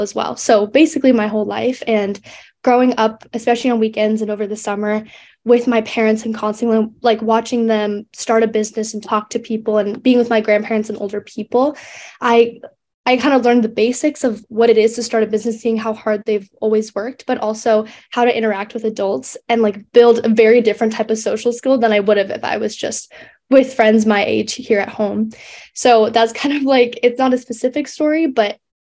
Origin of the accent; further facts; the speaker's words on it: near Santa Barbara and LA, California, United States; growing up near Santa Barbara